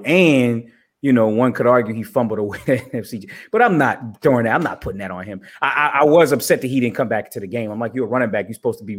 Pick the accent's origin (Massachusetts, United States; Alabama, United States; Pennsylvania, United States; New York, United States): New York, United States; New York City; I grew up in Brooklyn.